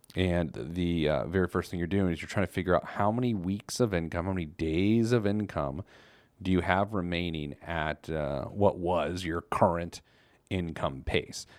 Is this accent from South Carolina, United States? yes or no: no; Indianapolis, Indiana, United States; my hometown newspaper, the Indianapolis Star.